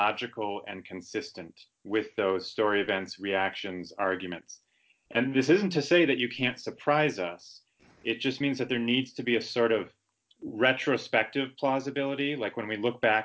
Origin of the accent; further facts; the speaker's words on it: Madison, Wisconsin, United States; I hail from Madison, Wisconsin, which is a mid-sized city about 2.5 hours drive northwest of Chicago